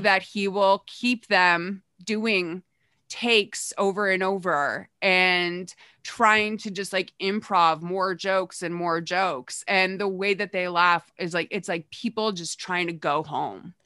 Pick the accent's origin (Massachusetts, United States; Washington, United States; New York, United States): Massachusetts, United States; I grew up in Massachusetts, which is, like, its own kind of speech impediment